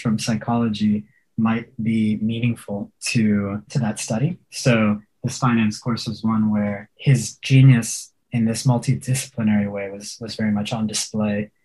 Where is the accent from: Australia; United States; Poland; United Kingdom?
United States; Houston, Texas; I grew up in Houston